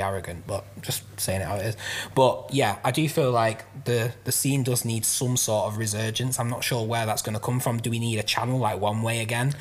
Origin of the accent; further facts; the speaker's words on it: Manchester, North West England, United Kingdom; also born or lived in London; now in Bury, United Kingdom; I grew up in South Manchester